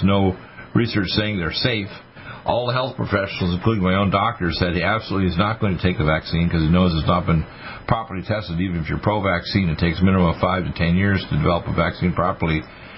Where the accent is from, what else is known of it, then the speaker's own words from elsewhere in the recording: Detroit, Michigan, United States; I was born in Detroit, Michigan 69 years ago, this coming February 15th